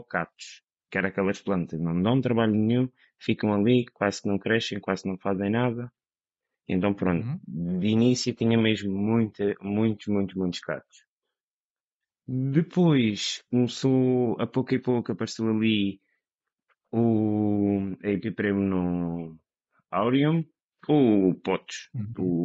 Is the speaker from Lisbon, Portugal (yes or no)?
no; Madeira, Portugal; moved away; also born or lived in mainland Portugal; sou da Madeira